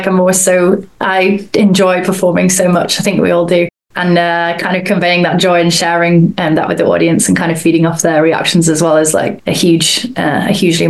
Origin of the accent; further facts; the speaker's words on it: Yorkshire and the Humber, United Kingdom; now in Cambridge, United Kingdom; We're just at our home in Cambridge in the UK. So yeah, just in the south of England. As we said earlier, the boys are from Wales and I'm from Yorkshire.